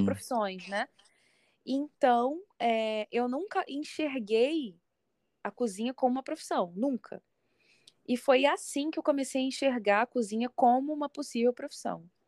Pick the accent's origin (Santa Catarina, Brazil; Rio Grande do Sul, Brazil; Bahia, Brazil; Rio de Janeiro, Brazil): Rio de Janeiro, Brazil; Niterói; Sou, sou carioca da gema